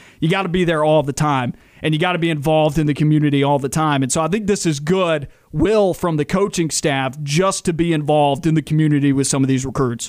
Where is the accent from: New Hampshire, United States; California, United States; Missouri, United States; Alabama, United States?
Alabama, United States; Auburn; I'm from Auburn, and I have I've been around the programs for many years now. I mean, I've lived in Auburn for 15, 16 years